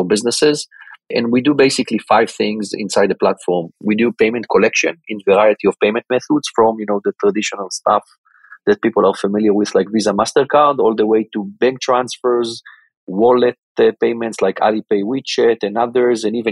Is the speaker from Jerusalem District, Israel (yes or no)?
no; Tel Aviv, Tel Aviv District, Israel; born and grew up in Israel my entire life. Basically, I'm from the Tel Aviv area, went to school in Tel Aviv